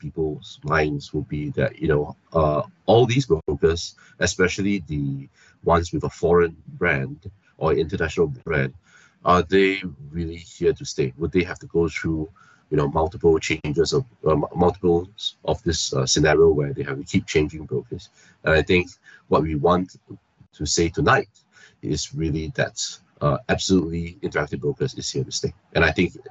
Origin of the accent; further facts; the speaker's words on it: Singapore; I am born and bred in Singapore, studied here, been here essentially all my life